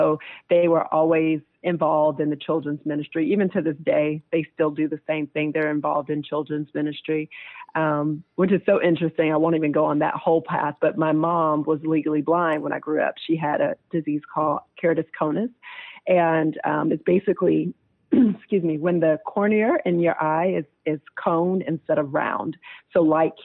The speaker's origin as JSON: {"language": "English", "town": "Newport News", "region": "Virginia", "country": "United States", "tie": "born or raised there", "said": "I grew up in Newport News, Virginia."}